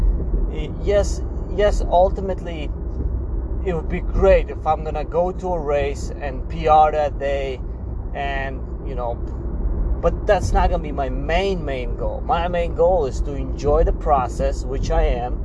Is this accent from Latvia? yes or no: yes; Latvia; now in United States; my original country, I'm from Latvia originally